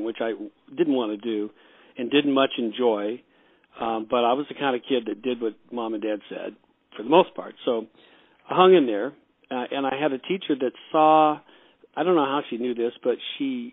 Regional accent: Los Angeles, California, United States; also born or lived in Wichita, Kansas; I was born in Wichita, but we moved to California when I was two. So I would pretty much grew up out here in Los Angeles

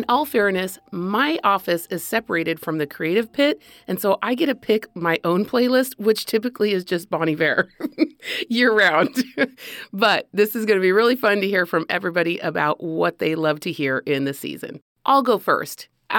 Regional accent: Spain; But a fun one for me is an old, old memory that I have growing up in Spain and wanting desperately to kiss this British boy that lived down the hall.

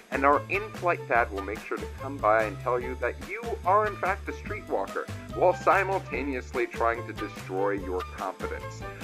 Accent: Boca Raton, Florida, United States; I was raised in Boca Raton, Florida

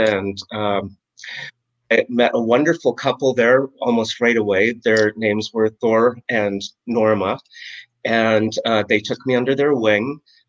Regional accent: Calgary, Alberta, Canada; moved away as an adult; also born or lived in Vancouver, Canada; now in Jamestown, United States; Well, I'm from Canada. I was born in Calgary, Alberta, which is like a little Dallas, Texas in Canada. I was born during an oil boom.

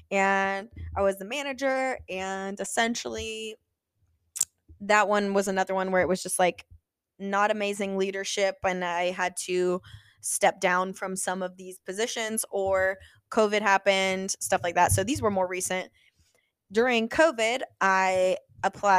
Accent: Illinois, United States; moved away as an adult; now in Ohio, United States; I was originally from Illinois

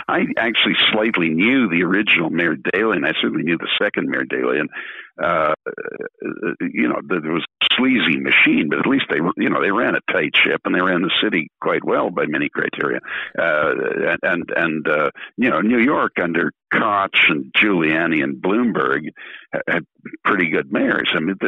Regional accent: United Kingdom; I'm British citizen and a member of the British Parliament

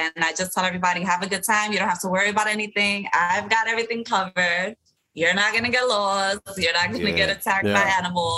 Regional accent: New York City, New York, United States; we're from the city

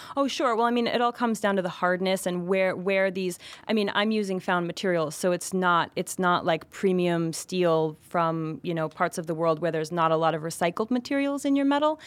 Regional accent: Vermont, United States; moved away as an adult; now in New York City, United States; I grew up in Vermont and moved to New York City when I was nineteen.

